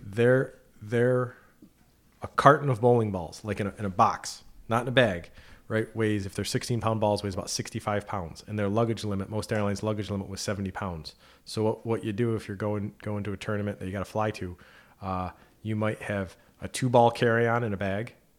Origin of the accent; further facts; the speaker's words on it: near Clifton Park, New York, United States; moved away as an adult; now in Plattsburgh, United States; my first position was at A X A Advisors down in Clifton Park, close, close to my hometown.